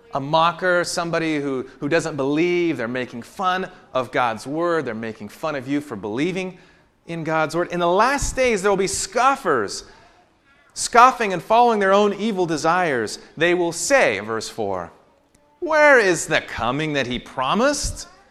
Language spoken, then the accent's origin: English; the Northwest, Pacific Northwest, United States; I grew up in the Northwest